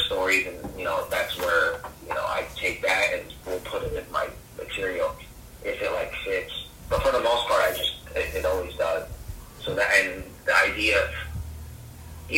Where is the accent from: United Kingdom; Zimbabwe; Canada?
Canada; Windsor, Ontario; We grew up in Windsor, Ontario